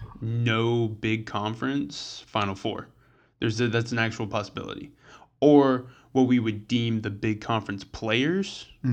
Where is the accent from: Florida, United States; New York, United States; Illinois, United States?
Florida, United States; I grew up in Florida. That's basically, like, another country.